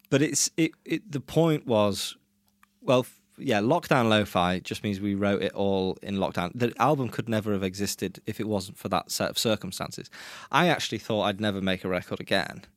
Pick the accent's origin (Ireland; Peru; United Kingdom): United Kingdom; England; moved away as an adult; also born or lived in Brazil; now in Norway; I grew up in England